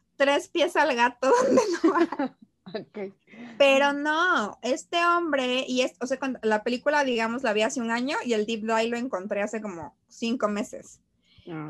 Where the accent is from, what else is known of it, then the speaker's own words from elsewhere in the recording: Mexico; uno como mexicana